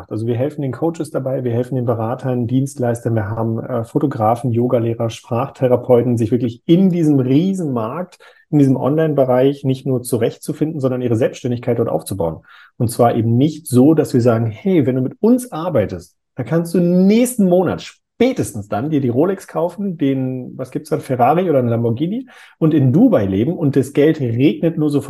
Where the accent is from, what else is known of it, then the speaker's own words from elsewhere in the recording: North Rhine-Westphalia, Germany; Ich komme ja ursprünglich aus NRW. Da sagt man, das passt wie Arsch auf Eimer.